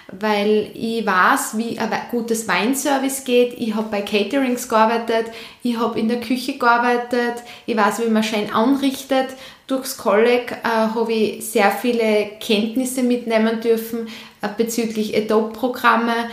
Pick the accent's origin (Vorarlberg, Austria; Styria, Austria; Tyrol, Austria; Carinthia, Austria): Styria, Austria; Leoben; also born or lived in Vienna; ich bin in Leoben geboren worden, bin mit 14 dann nach Wien gegangen auf eine Hotel- und Tourismusschule, habe dann gemerkt, dass das nicht meins ist, bin dann wieder zurück nach Leoben